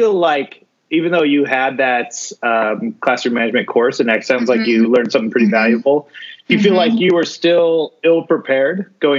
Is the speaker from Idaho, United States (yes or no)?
yes; Meridian, Idaho, United States; I grew up in the West Ada School District, Meridian School District. I graduated from Centennial.